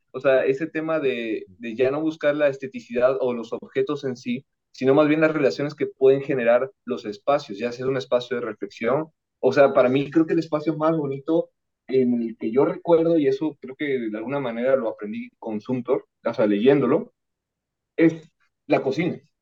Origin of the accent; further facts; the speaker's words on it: Veracruz, Mexico; yo soy de Veracruz